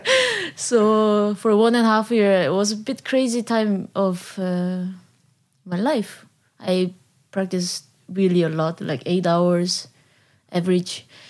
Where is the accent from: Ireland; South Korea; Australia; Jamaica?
South Korea; English is a second language; moved away as an adult; now in Netherlands; I'm from South Korea. I came to the Netherlands eight years ago